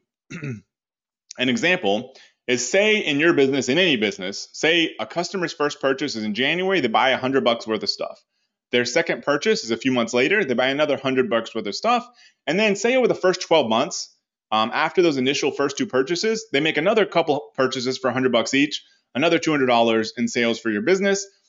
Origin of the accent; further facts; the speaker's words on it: United States; as an American